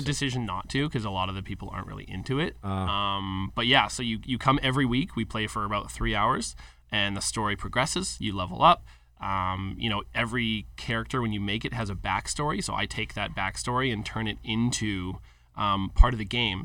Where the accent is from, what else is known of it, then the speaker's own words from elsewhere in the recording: Calgary, Alberta, Canada; a local company from my hometown of Calgary